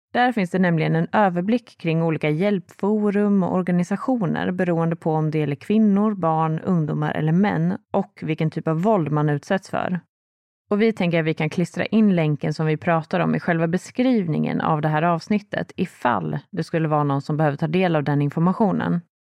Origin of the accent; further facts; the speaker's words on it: Sweden; här hemma i Sverige